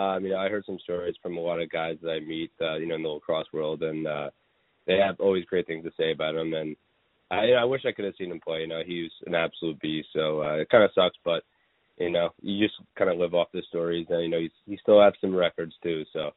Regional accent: Ontario, Canada; growing up in Ontario, you kind of have either lacrosse or mainly the main sport is hockey.

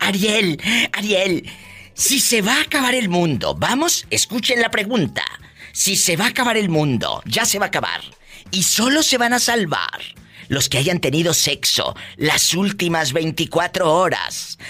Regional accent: Matamoros, Tamaulipas, Mexico; moved away; ahí en mi tierra, en Matamoros, Tamaulipas

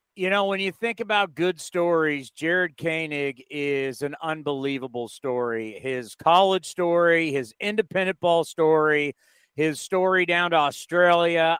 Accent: San Diego, California, United States; moved away as an adult; now in San Jose, United States; I grew up in San Diego, but my entire adult life, everything college, marriage, kids, career, everything has been in the city of San Jose

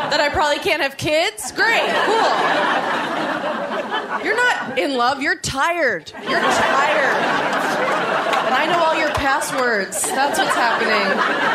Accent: New York, United States; I'm from New York.

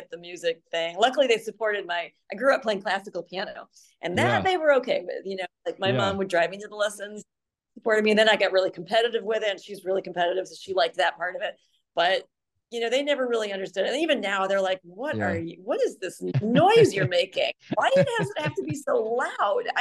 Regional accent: Lake Zurich, Illinois, United States; now in Phoenix, United States; I grew up in Lake Zurich

